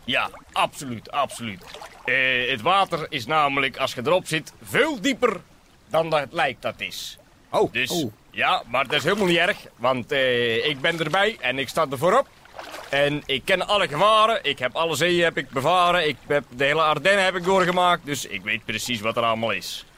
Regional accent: Bergeijk, North Brabant, Netherlands; ik kom uit Bergijk. Bergijk is schoon.

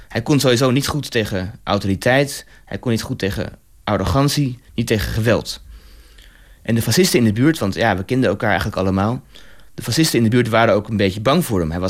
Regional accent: Rome, Lazio, Italy; Rome. Ehm, en vooral eh, voor mijzelf is het een symbool omdat hij, hij, hij, komt hij kwam uit dezelfde buurt waar ik ben opgegroeid.

